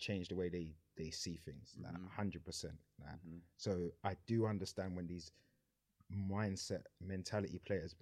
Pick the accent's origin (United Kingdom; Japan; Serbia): United Kingdom; London; also born or lived in Sydenham / Peckham / Brixton; where I was in Lewisham, I grew up in Pitts